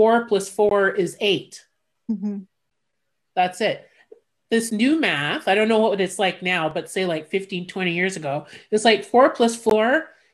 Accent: Montreal, Quebec, Canada; I grew up in the suburbs. Like, I didn't grow up like in downtown Montreal. I grew up in suburbia

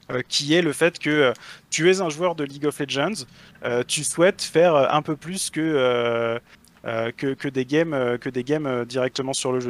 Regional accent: Brittany, France; je suis breton d'origine

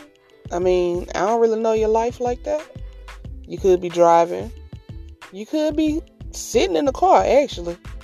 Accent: Mississippi, United States; I'm from Mississippi

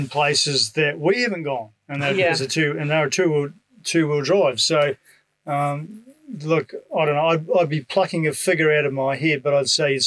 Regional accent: New Zealand; moved away as an adult; now in Australia; I come from New Zealand

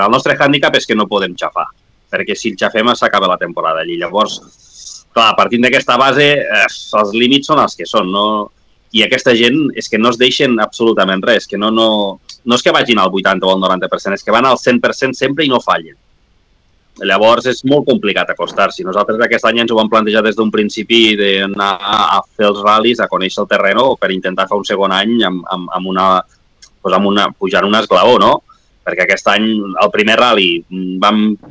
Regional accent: La Guàrdia, Catalonia, Spain; a la Guàrdia, al meu poble

